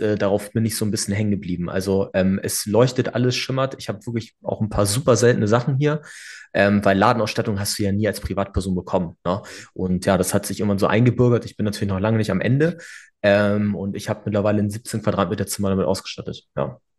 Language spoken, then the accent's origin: German; Hamburg, Germany; also born or lived in Bavaria; bin ich damals aufgewachsen in der Eimsbüttel